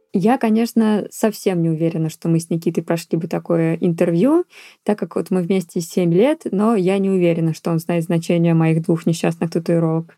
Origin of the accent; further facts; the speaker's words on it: Russia; moved away; как настоящий россиянин